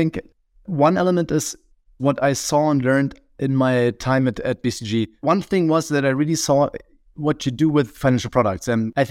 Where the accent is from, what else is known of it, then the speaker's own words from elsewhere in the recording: Berlin, Germany; So I consider myself a bit more of a city boy because I grew up in Berlin